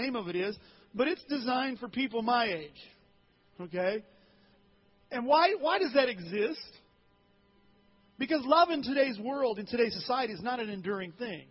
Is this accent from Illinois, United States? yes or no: yes; Alton, Illinois, United States; When I was in high school at Alton High 30-some years ago